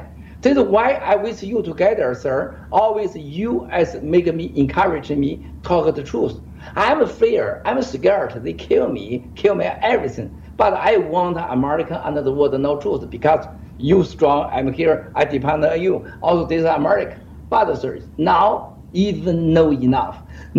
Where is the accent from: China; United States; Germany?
China; Wuhan, Hubei; English is a second language; Because me, I talk early, loud for Chinese. We are from Wuhan, Hubei.